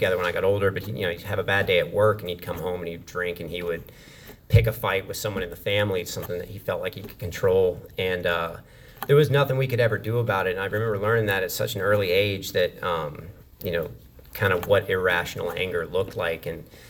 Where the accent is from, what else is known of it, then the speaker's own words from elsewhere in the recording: Wilmington, North Carolina, United States; also born or lived in Memphis, Tennessee / Texarkana, Texas / Maine; So I was born in Memphis, Tennessee, and 4 years after that, I moved to Texarkana, Texas. 4 years after that, I moved to this little town in Maine. And about 4 years after that, I moved to Wilmington, North Carolina. So for all intents and purposes, I consider Wilmington home.